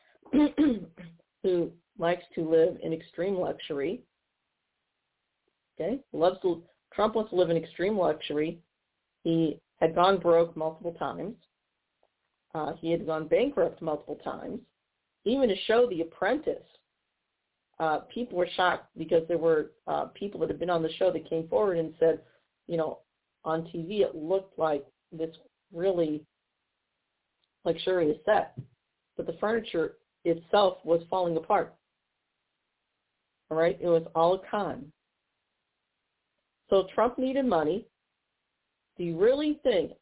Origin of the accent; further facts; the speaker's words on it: Missouri, United States; my home state of Missouri